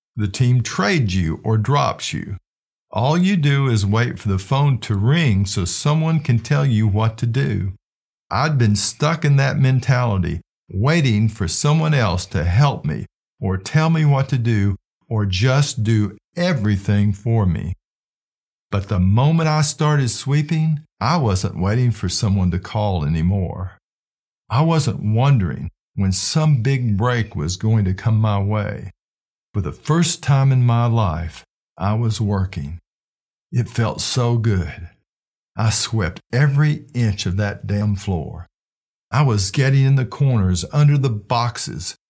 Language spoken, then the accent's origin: English; Flint, Michigan, United States; the people I grew up with in Flint, Michigan